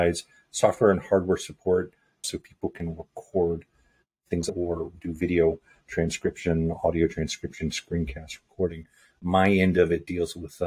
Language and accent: English; Virginia, United States; moved away as an adult; also born or lived in California / Los Angeles; I grew up in Virginia. I was born in California, but I grew up in Virginia by way of a Navy transfer and did my schooling there